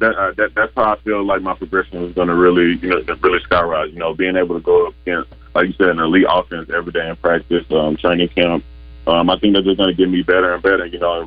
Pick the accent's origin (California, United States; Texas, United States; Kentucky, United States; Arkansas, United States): Arkansas, United States; England; I swear I'm from England. You know, and then, you know, Vince, I'll go, nah, England, Arkansas.